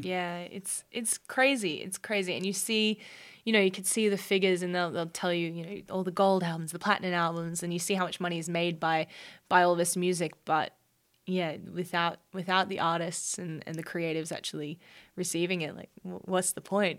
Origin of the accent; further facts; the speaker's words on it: Brisbane, Queensland, Australia; I grew up on the Bayside of Brisbane, so around the Redlands